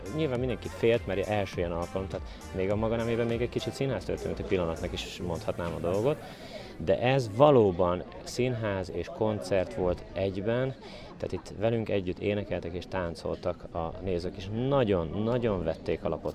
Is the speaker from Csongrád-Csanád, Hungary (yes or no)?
no; Dunaföldvár, Tolna, Hungary; Dóna Feldvári, lakós